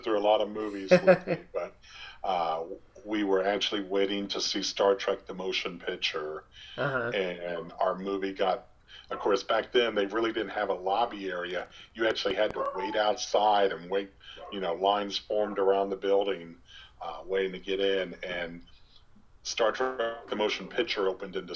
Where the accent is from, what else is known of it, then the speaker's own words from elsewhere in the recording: Omaha, Nebraska, United States; I grew up in Omaha